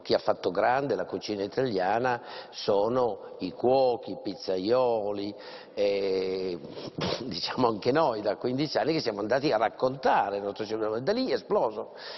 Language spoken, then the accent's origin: Italian; Langhe, Piedmont, Italy; io vengo dalle Langhe